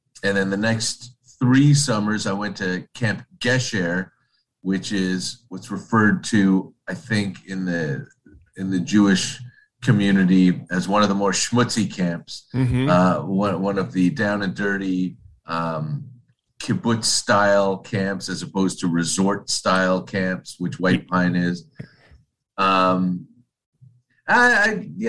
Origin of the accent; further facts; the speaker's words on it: Toronto, Ontario, Canada; that's where I was born, grew up in Toronto, have lived in Toronto for basically my entire life